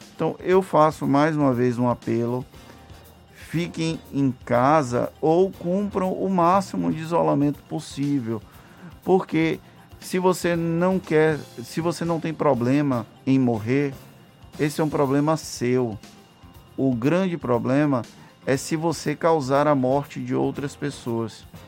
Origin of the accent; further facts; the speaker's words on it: Valença, Bahia, Brazil; eu sou da cidade de Valença